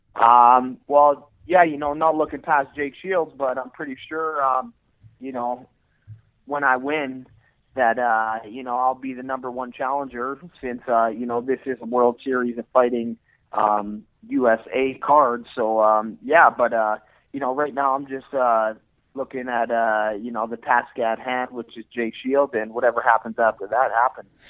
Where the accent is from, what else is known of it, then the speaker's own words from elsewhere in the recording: Edmonton, Alberta, Canada; I'm born and raised in Edmonton, Alberta, Canada